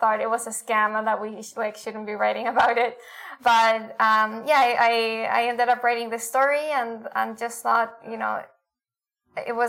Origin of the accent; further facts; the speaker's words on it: Santiago, Santiago Metropolitan Region, Chile; moved away as an adult; also born or lived in Argentina / United States; I'm originally from Chile, from Santiago.